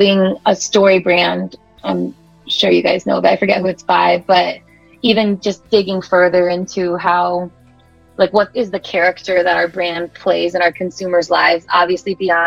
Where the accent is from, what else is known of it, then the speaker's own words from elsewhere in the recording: Midwest, United States; also born or lived in Australia; I'm from the Midwest